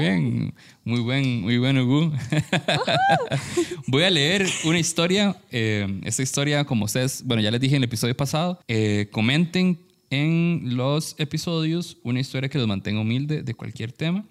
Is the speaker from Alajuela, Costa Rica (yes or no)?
yes; San Carlos, Alajuela, Costa Rica; moved away; nosotros somos, de San Carlos, bueno, somos de allá